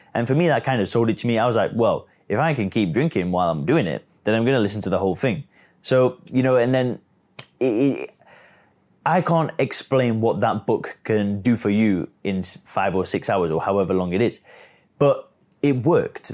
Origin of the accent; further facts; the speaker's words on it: England, United Kingdom; now in Chiang Mai, Thailand; I live out here in Chiang Mai. I'm origi-, I'm originally from England